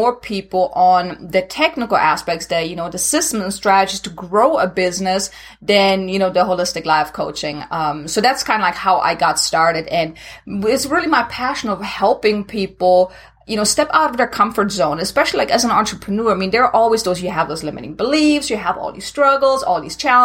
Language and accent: English; Germany; English is a second language; moved away as an adult; now in United States; originally I'm from Germany, so if anyone is wondering where this accent is coming from, now you know.